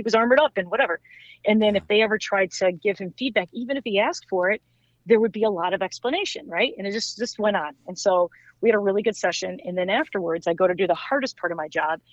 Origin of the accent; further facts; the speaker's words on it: Midwest, United States; I'm from the Midwest.